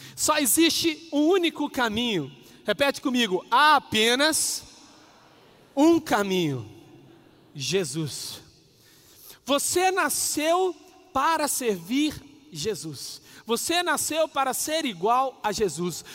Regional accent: Minas Gerais, Brazil; Eu sou mineirinho, mas eu fui criado por pais nordestinos

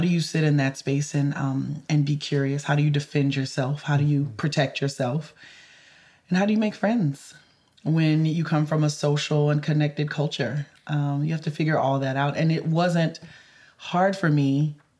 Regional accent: the South, United States; growing up in the South. Um, you know, I I grew up in a completely connected Creole community

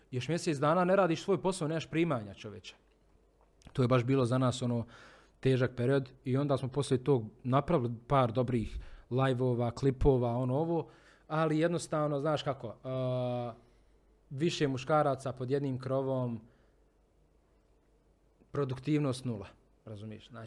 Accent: Bosnia & Herzegovina; prvi put kod nas u Bosni i Hercegovini.

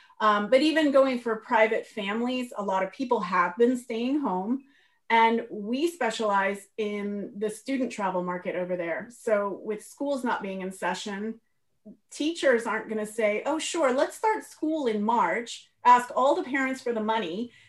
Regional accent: Northern Virginia, United States; moved away as an adult; also born or lived in Maryland / Feltre, Italy; now in Trentino, Italy; I'm from Northern Virginia, right outside of Washington, D.C. We moved to Maryland 7 years ago.

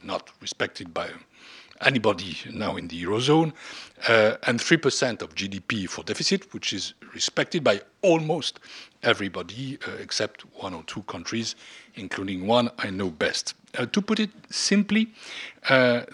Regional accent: France; my home country, France

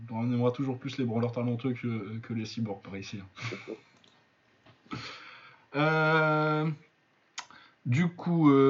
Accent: Lille, Hauts-de-France, France; Pour ceux qui ne savent pas, je suis Lillois.

